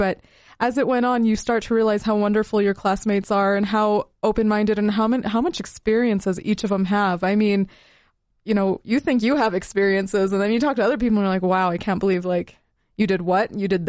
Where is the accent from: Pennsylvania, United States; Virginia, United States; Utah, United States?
Utah, United States; now in Salt Lake City, United States; For me, I came from Southern Utah as a Middle Eastern person